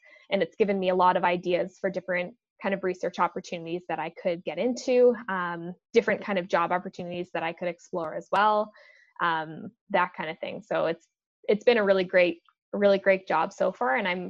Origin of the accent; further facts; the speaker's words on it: British Columbia, Canada; I moved a lot growing up, so I lived in a lot of different places. I grew up out on Vancouver Island and was very outdoorsy.